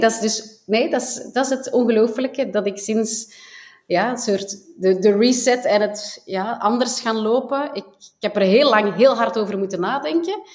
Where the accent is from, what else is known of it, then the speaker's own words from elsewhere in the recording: Flanders, Belgium; wij dan als Belgen